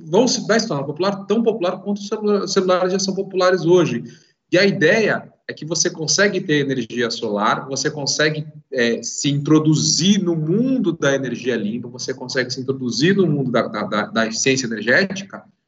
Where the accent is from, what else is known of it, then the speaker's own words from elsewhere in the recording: São Paulo, Brazil; aqui em São Paulo era a mesma coisa. Minha mãe gritava, não sou sócio da Light